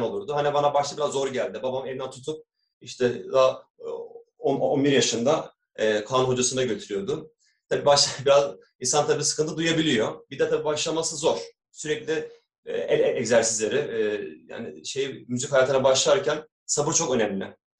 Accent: Istanbul, Turkey; ben İstanbul'da doğumluyum. 1982 İstanbul doğumluyum.

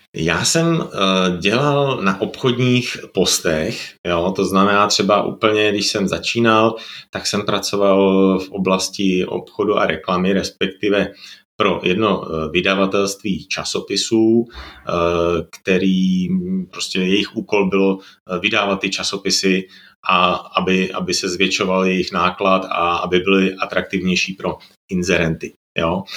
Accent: Czechia; moved away as an adult; now in Slovakia; jsem Čech na Slovensku

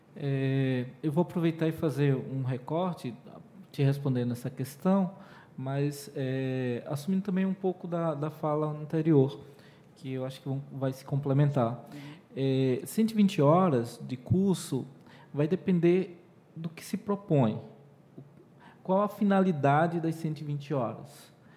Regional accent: Pernambuco, Brazil; first language Portuguese; eu sou pernambucano

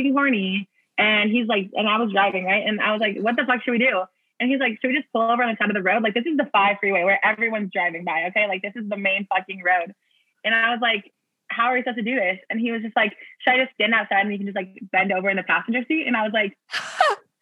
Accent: Orange County, California, United States; now in Seattle, United States; I grew up in Orange County

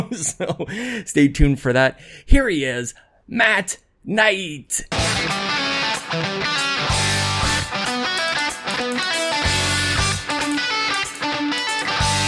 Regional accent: Canada; as a Canadian

